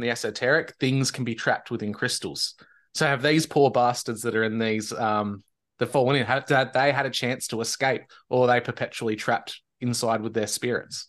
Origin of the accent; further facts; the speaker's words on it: Victoria, Australia; near the border of New South Wales and Victoria, my home state